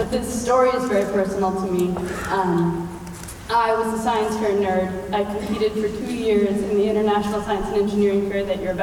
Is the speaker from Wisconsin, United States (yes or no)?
yes; Milwaukee, Wisconsin, United States; moved away; my hometown